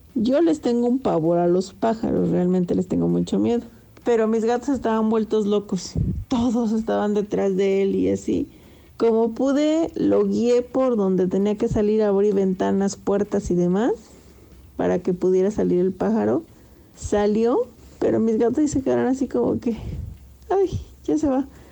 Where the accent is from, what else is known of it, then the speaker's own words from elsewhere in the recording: Zacatecas, Mexico; soy de Zacatecas